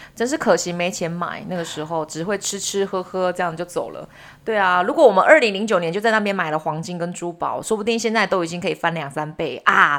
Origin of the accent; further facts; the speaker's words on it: Taiwan; 我们台湾人如果买房子的时候都不喜欢买老房子